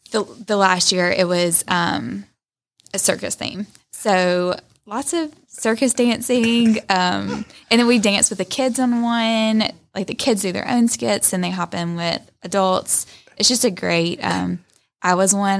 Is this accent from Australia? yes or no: no; Rome, Georgia, United States; I'm from Rome. Like, my friends in college always gave me a hard time about being diehard Rome